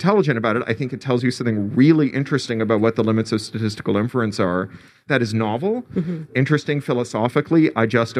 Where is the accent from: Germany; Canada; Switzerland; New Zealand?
Canada; now in United States; I speak as a Canadian expatriate who lives in the United States